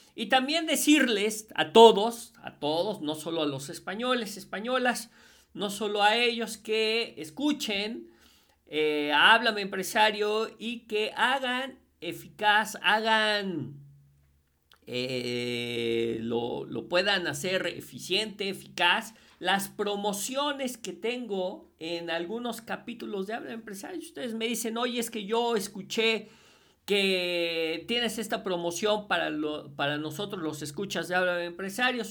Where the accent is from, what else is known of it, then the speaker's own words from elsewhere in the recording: Puebla, Mexico; yo soy mexicano, yo soy poblano